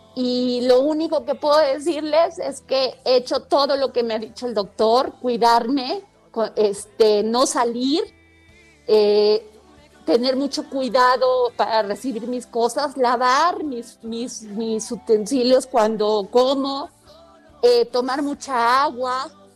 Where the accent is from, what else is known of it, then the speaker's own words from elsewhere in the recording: Mexico; somos los mexicanos